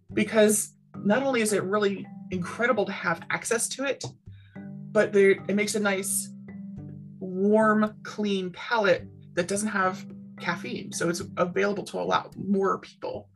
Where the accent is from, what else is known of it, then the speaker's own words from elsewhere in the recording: Baltimore, Maryland, United States; I grew up in Baltimore City